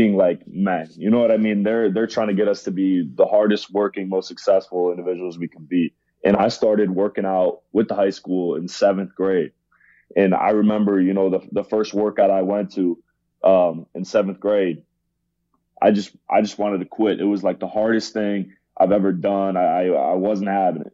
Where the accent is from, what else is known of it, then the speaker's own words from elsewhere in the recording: Ohio, United States; I grew up in Ohio